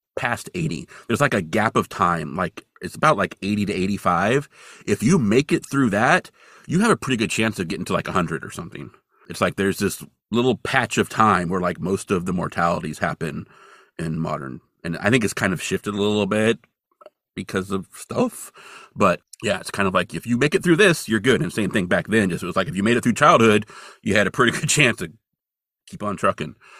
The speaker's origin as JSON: {"language": "English", "town": "Hamburg", "region": "California", "country": "United States", "tie": "born or raised there", "also_born_or_lived": "Bozeman, Montana", "moved": "yes", "said": "my hometown of Hamburg, California"}